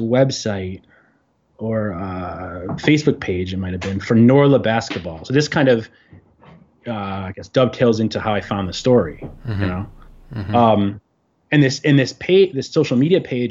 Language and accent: English; Chicago, Illinois, United States; moved away as an adult; now in New York City, United States; I grew up in Chicago, in the north suburbs of Chicago